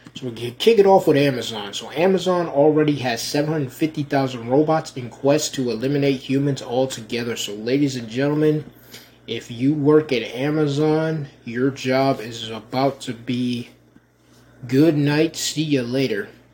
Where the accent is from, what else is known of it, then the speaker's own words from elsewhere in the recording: Rochester, New York, United States; moved away; my hometown of Rochester, New York